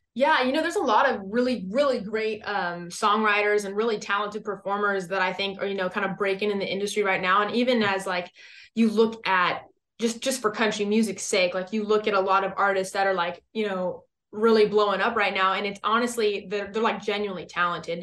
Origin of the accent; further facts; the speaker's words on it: West Coast, United States; now in Texas, United States; I'm originally from the West Coast. So I, I mean, I grew up around, like, you know, some, like, legit beaches.